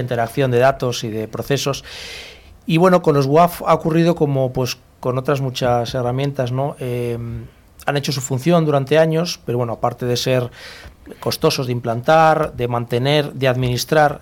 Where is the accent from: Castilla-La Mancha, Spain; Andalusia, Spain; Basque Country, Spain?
Basque Country, Spain; Bilbao; now in Madrid, Spain; nací en Bilbao, pero yo en Madrid muchos años